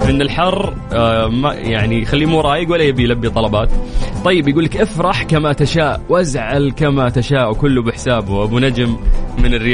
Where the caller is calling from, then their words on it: Jordan; من الاردن متابعك بقوه